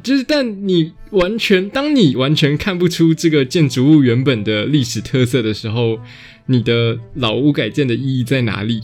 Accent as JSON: {"language": "Chinese", "town": "Taichung", "country": "Taiwan", "moved": "yes", "said": "我是台中人"}